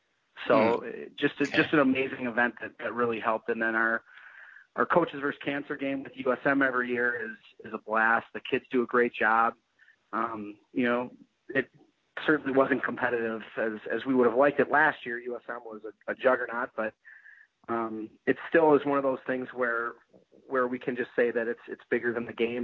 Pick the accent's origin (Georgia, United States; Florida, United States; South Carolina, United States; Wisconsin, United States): Wisconsin, United States; Eau Claire; I grew up in Eau Claire and went to Eau Claire Memorial